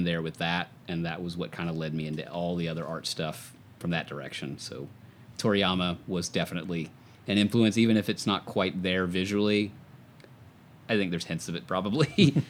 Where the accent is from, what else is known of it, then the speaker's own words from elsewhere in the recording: Gainesville, Florida, United States; also born or lived in Atlanta area, Georgia; in Gainesville with University of Florida there, so big college town. And then I moved up north of Atlanta to that suburban area.